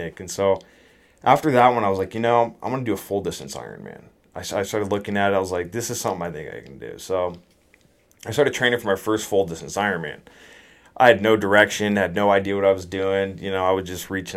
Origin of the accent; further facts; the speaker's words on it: Mill Creek, Washington, United States; also born or lived in Dallas, Texas; I grew up in Mill Creek and Evergreen